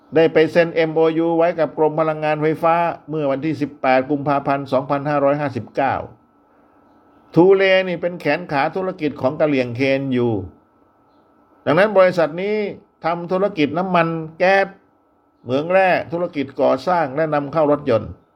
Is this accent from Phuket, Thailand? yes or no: yes; Phuket, Thailand; ภูเก็ต บ้านเรานี่แหละ